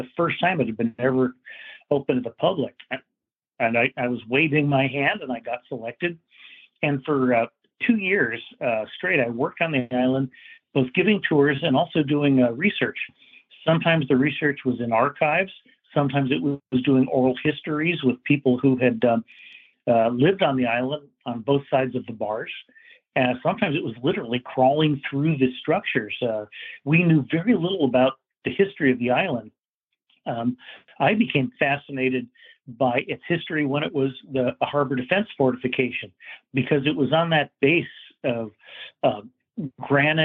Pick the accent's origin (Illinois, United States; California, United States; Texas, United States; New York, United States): California, United States; San Francisco; I'm from San Francisco